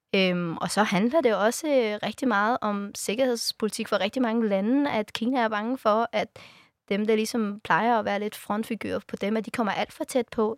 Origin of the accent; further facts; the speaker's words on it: Afghanistan; now in Denmark; jeg har rødder i Afghanistan, jeg er født i Afghanistan